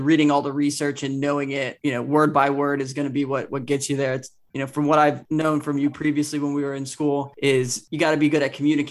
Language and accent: English; Tampa, Florida, United States; I'm from Tampa